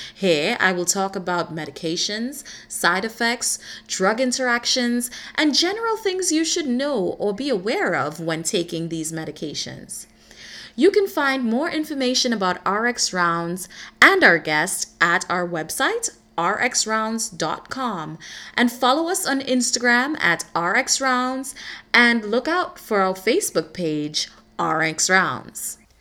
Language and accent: English; Trinidad & Tobago; moved away as an adult; also born or lived in United States; I was born and raised in the beautiful island of Trinidad, and I moved to the US to pursue higher education